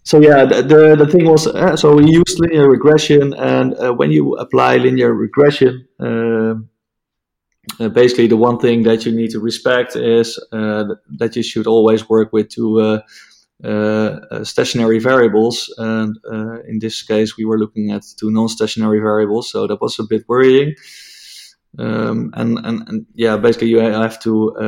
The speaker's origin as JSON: {"language": "English", "country": "Netherlands", "second_language": "English", "said": "English is not my mother tongue. I'm Dutch"}